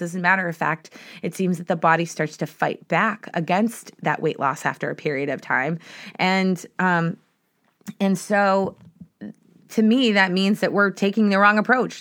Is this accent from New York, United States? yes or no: no; Boston, Massachusetts, United States; I'm from Boston